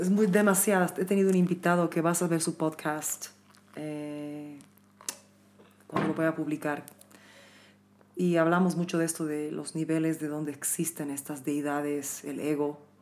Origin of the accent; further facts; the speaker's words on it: Bolivia; en mi país nunca piensan que soy de aquí